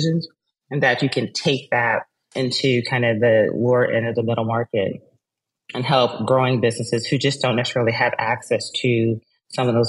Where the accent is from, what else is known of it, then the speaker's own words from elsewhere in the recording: Texas, United States; I'm a Texan